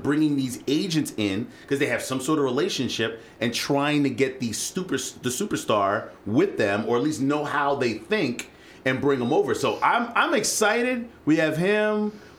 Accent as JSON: {"language": "English", "town": "New York City", "region": "New York", "country": "United States", "tie": "born or raised there", "moved": "yes", "lives_now": "Rochester, United States", "said": "I grew up in the Bronx"}